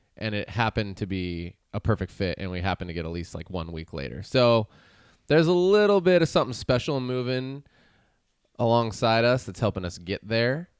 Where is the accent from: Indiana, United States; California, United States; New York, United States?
California, United States; Chico; moved away as an adult; now in Santa Cruz, United States; I moved from my hometown of Chico. I had never lived anywhere else with the exception of college.